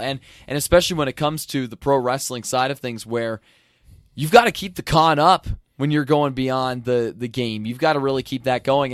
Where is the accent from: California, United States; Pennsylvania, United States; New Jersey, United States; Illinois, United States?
Pennsylvania, United States; an hour west of Philadelphia; I grew up an hour to the west, but I did live in Philadelphia, the city itself, for a year when I was in college